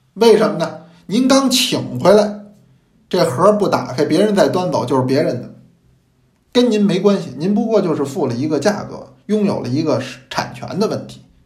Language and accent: Chinese; China; 因为我们中国人是爱茶的民族